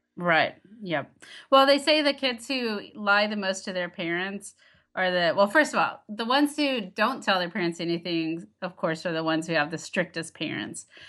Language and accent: English; Texas, United States; moved away; I grew up in Texas, very conservative town